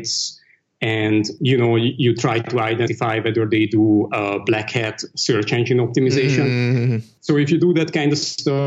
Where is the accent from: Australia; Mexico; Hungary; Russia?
Hungary; moved away as an adult; also born or lived in Dublin, Ireland / Hong Kong; now in London, United Kingdom; I grew up in the East Bloc, in Hungary specifically.